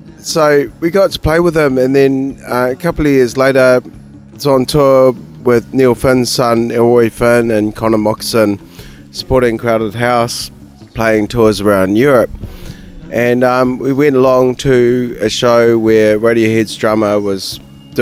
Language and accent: English; England, United Kingdom; now in Wellington, New Zealand; my father, who's English, I was born in England